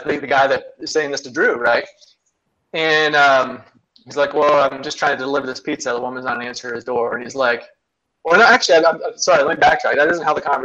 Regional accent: Ohio, United States; now in North Carolina, United States; I'm from Ohio originally, actually. I live in North Carolina

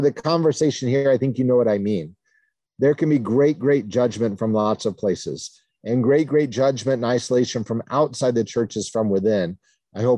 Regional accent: New Castle, Indiana, United States; I was baptized in the Free Methodist Church in Newcastle, Indiana when I was 9 days old and have grown up in the Free Methodist Church since then

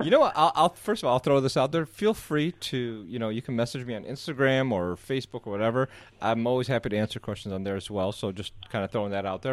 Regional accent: Southeast Michigan, United States; moved away as an adult; also born or lived in Egypt; now in Chicago, United States; I was born in Egypt, raised in Southeast Michigan, moved here about ten years ago

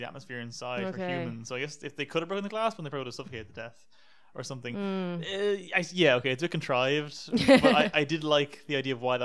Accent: United States; Us Americans

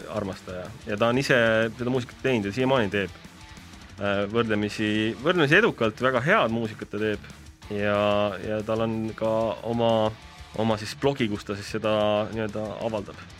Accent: Tallinn, Harju County, Estonia; ma olen ise Tallinnast pärit

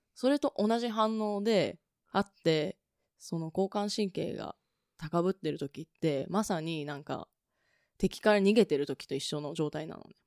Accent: Tokyo, Japan; 私は東京生まれ、東京育ちで

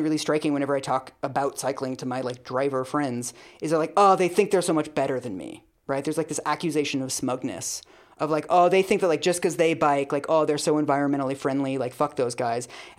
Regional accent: Seattle, Washington, United States; I'm from Seattle

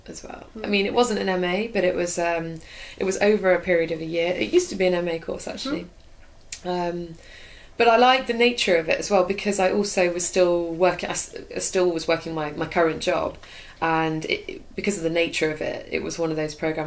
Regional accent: Birmingham, West Midlands, United Kingdom; also born or lived in Stockholm, Sweden; actually I'm from Birmingham

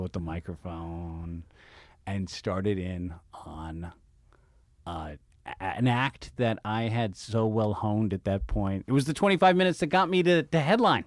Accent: San Francisco, California, United States; I spent my, my first half of my life, my parents sent me to French school in San Francisco

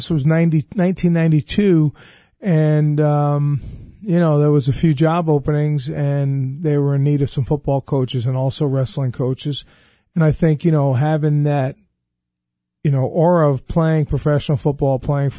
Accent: New York, United States; I'm from Long Island, and just love being in the Capital Region.

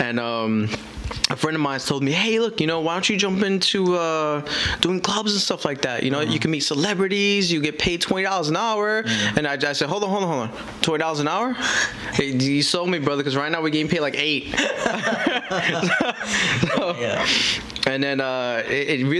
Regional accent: New York City, New York, United States; my background, being born and raised in Brooklyn, New York

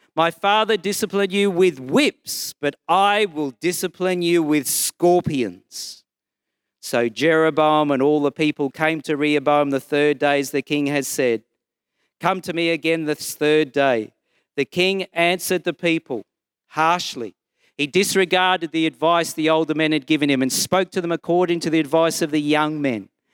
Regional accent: Brisbane, Queensland, Australia; I'm from Brisbane and I'm a Baptist minister

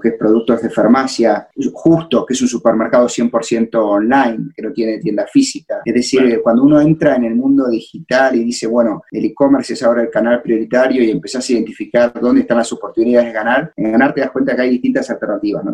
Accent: Argentina; accent: argentino; moved away as an adult; now in Mexico; yo soy argentino

